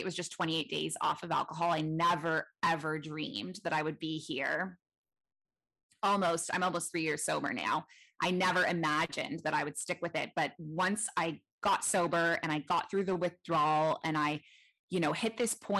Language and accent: English; Toronto, Ontario, Canada; moved away as an adult; now in Bali, Indonesia; I'm originally from Toronto, Canada. That's where I grew up.